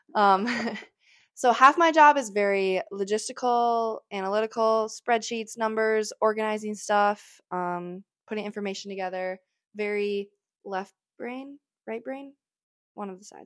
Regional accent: Midwest, United States; growing up in the Midwest

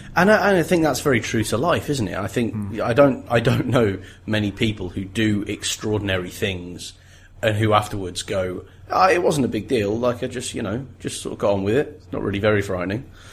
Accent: England, United Kingdom; we grew up in England

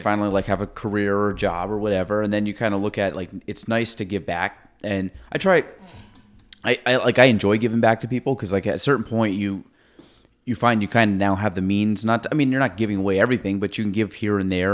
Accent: Chazy, New York, United States; I grew up in Chase

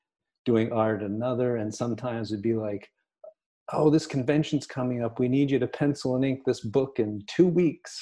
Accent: Durham, Maine, United States; I grew up basically in Durham, Maine

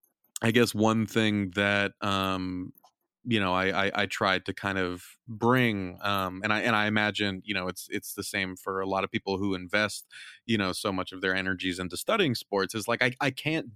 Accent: California, United States; growing up in Southern California, just kind of outside

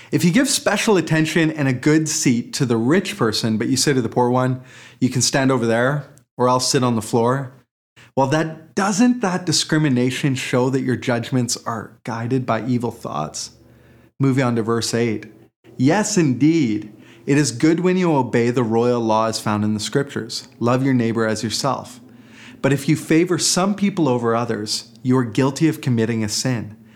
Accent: Port Moody, British Columbia, Canada; that last year of high school at Portmooty Secondary

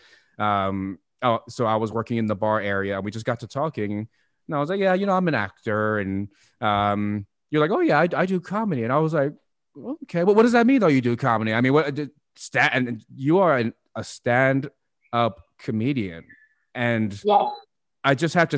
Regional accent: Upland, California, United States; born and raised in Upland and then went to the military and find myself back in the IE

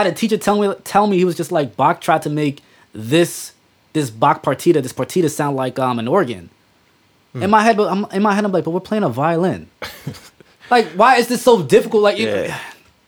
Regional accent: New York City, New York, United States; growing up in the Bronx

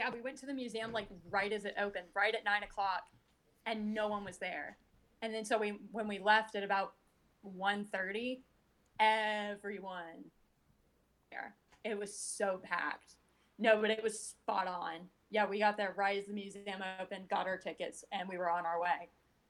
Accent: the South, United States; And so growing up in the South, you know, we get the Civil War was caused by states' rights rather than the Civil War was caused by slavery

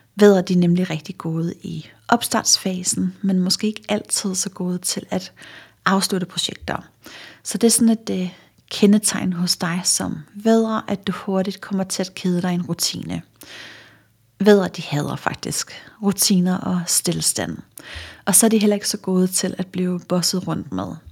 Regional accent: Funen, Southern Denmark, Denmark; nu er jeg fra Fyn

